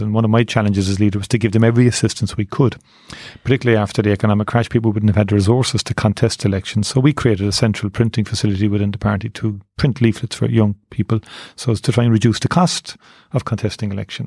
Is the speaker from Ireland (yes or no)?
yes; Cork, Munster, Ireland; born or raised there